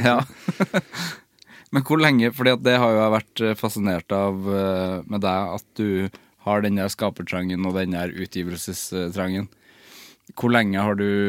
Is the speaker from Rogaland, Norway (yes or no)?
no; Trøndelag, Norway; Jeg kommer jo fra Trøndelag òg